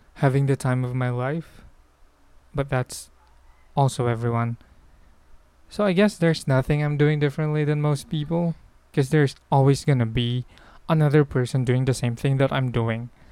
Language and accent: English; Philippines; I'm Filipino